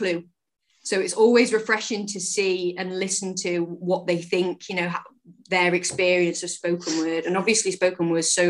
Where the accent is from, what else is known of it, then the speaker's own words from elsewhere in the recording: Manchester, North West England, United Kingdom; also born or lived in South London / Urmston / Salford; I'm bred in Manchester, born in London, bred in Manchester. We lived with my nanny for a year, and then we moved to Urmston. And then about 6 years ago, we moved to Salford, to Earlham.